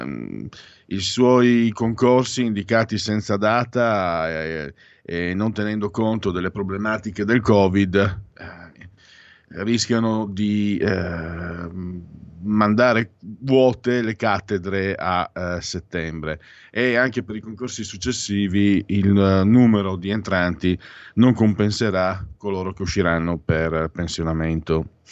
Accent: Venice area, Veneto, Italy

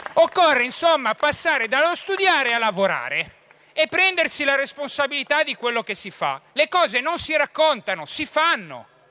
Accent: Genoa, Liguria, Italy; da genovese

